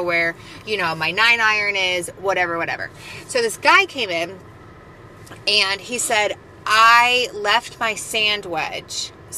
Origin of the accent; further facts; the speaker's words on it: London, United Kingdom; accent: Cockney; I laughed at you making fun of my Cockney accent.